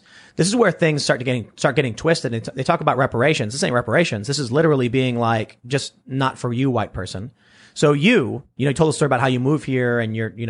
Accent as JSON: {"language": "English", "town": "Chicago", "region": "Illinois", "country": "United States", "said": "Yeah, I'm from the South Side"}